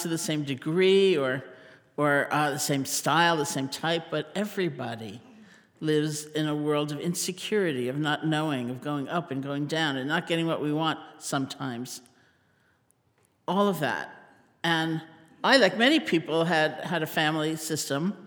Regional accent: New York City, New York, United States; also born or lived in Buffalo, New York; I grew up in New York City in Washington Heights

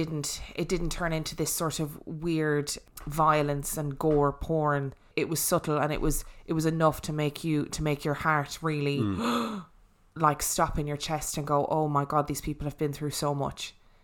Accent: Ireland; accent: Irish; and my Irish accent do not go.

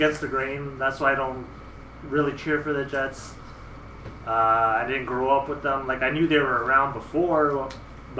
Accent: Winnipeg, Manitoba, Canada; we're all kind of from Winnipeg. Well, we're from Winnipeg

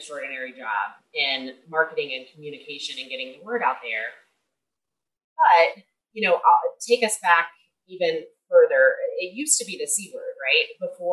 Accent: Kentucky, United States; I'm from Kentucky, where we have some of the leading cancer rates in the country

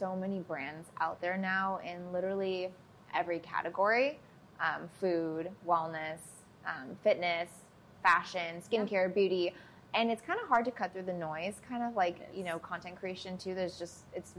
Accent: Minnesota, United States; moved away as an adult; also born or lived in Chicago, United States; now in Los Angeles, United States; I grew up in Minnesota, and I went to school in, outside Chicago, lived in Chicago. So, like, very Midwest. Been in LA, like, almost 8 years now

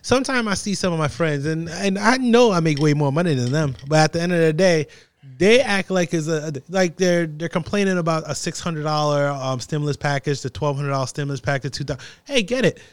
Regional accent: New Jersey, United States; I'm from New Jersey

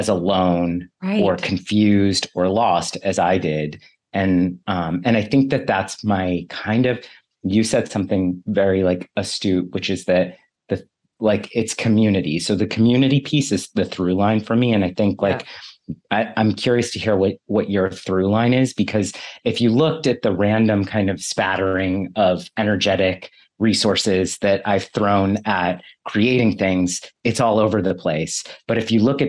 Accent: Bay Area, California, United States; I grew up in the Bay Area

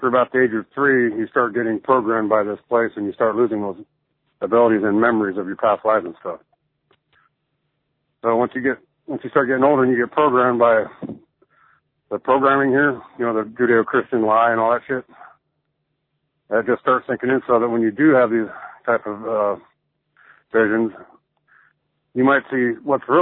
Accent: Salt Lake City, Utah, United States; also born or lived in California; I grew up here in Salt Lake, and I was exposed to this Mormonism shit. I moved to California for a while, and I came back.

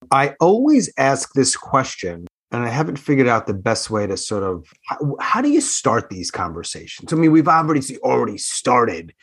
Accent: Long Island, New York, United States; moved away; also born or lived in Queens / Manhattan; I grew up on Long Island

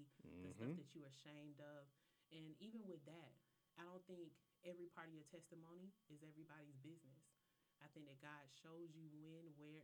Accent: Polk County, Florida, United States; I'm from a small town in Florida and I love it

